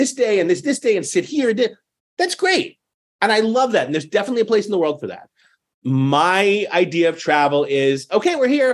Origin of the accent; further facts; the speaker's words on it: New York City, New York, United States; I grew up in New York City in the public school system in the 70s and 80s